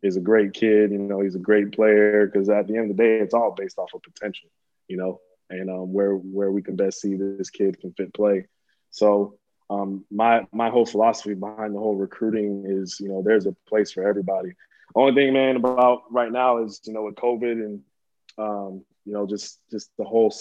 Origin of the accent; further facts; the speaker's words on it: Kissimmee, Florida, United States; growing up in Kissimmee